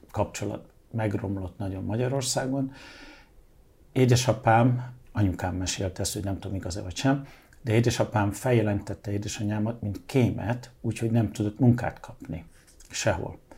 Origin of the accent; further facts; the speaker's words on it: England, United Kingdom; born there; Mert hogy Angliában